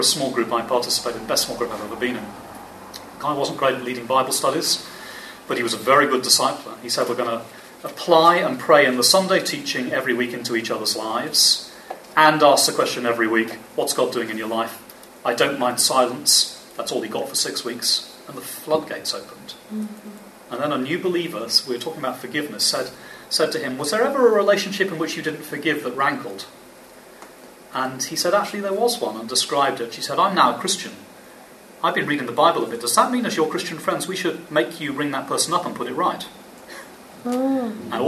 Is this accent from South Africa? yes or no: no; England, United Kingdom; I'm English. Sorry, we're all Brits. I'm English